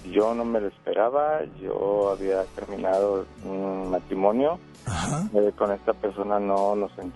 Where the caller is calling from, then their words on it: Monterrey, Nuevo León, Mexico; Acá de Monterrey.